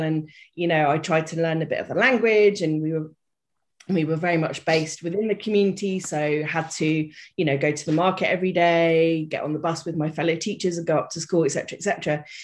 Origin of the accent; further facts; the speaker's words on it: United Kingdom; also born or lived in Reunion Island; I am British. You may have guessed by the accent.